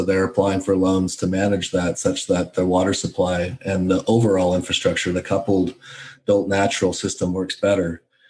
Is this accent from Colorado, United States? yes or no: yes; Colorado, United States; now in Arizona, United States; I grew up in Colorado